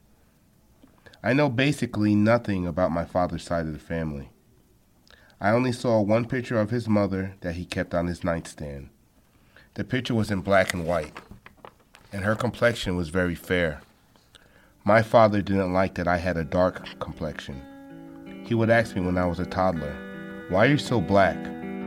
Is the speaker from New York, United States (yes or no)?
yes; Long Island, New York, United States; I was born in Long Island, New York, in a Haitian family of five